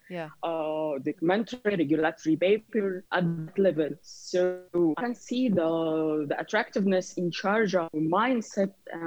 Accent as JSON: {"language": "English", "town": "Alexandria", "region": "Alexandria Governorate", "country": "Egypt", "moved": "as an adult", "lives_now": "Sharjah, United Arab Emirates", "said": "I'm from Egypt, Alexandria in particular"}